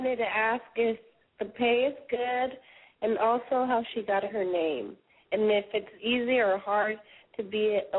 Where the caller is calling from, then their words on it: San Diego, California, United States; I'm calling from San Diego